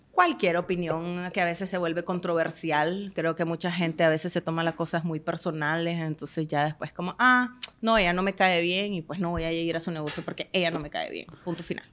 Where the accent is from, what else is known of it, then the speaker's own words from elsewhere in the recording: Estelí, Nicaragua; moved away as an adult; now in Managua, Nicaragua; yo soy de Estelí